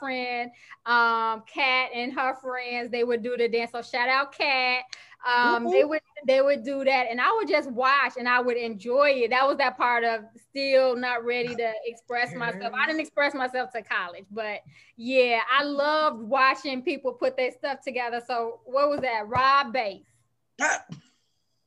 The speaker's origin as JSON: {"language": "English", "town": "Chicago", "region": "Illinois", "country": "United States", "said": "I'm from Chicago"}